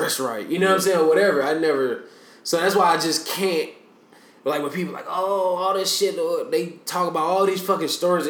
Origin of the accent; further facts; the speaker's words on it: DeKalb County, Georgia, United States; I grew up in DeKalb County, where they got the highest concentration of, like, wealthy black people in the country, and then they got the most violent square mile in the state of Georgia in the same county.